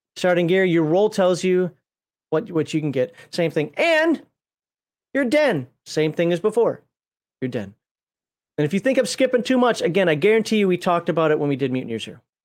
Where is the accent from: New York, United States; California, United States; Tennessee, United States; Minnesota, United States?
Minnesota, United States; I'm from Minnesota